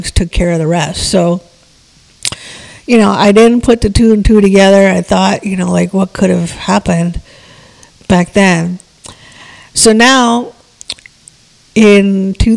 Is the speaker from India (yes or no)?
yes; India; moved away; I was born in India